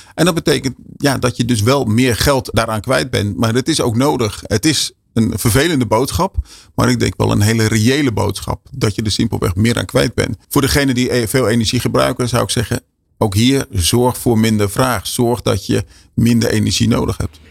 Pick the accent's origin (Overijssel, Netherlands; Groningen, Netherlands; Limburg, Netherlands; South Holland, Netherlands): South Holland, Netherlands; Westland; ik kom zelf uit het Westland